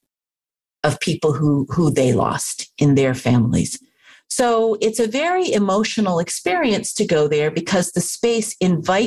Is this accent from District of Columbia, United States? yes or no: yes; Washington, District of Columbia, United States; I grew up in Washington, D.C., and that kind of looming formal monument, it was a part of growing up